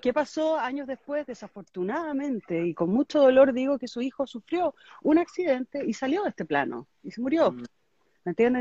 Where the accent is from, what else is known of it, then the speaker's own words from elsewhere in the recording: Chile; moved away; also born or lived in Miami; Yo estoy, en este minuto me mudé a Chile a vivir. Estuve 21 años viviendo en Miami, también clima mm. tropical.